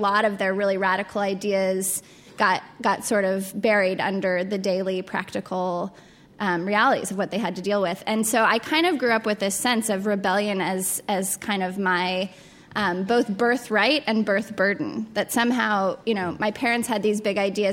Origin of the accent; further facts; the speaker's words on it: Colorado Springs, Colorado, United States; I grew up in Colorado Springs, Colorado, which is a really religiously conservative town